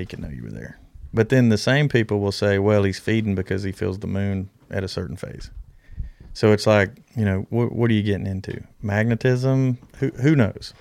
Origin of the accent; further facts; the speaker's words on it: Alabama, United States; when I grew up in Alabama